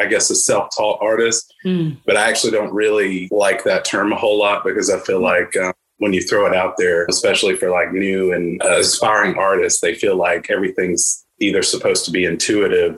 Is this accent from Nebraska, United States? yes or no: no; Birmingham, Alabama, United States; I'm from Birmingham, Alabama.